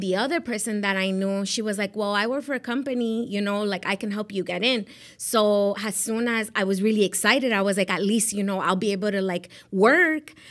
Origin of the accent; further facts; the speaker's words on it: Miami, Florida, United States; also born or lived in Medellín, Colombia / Rhode Island; I grew up in Miami.